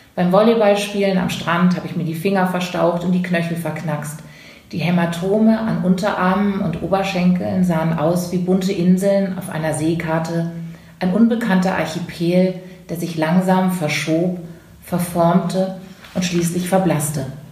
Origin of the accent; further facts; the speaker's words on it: a village near Karlsruhe, Baden-Württemberg, Germany; now in Hamburg, Germany; dieses Dorf, aus dem ich komme, in der Nähe von Karlsruhe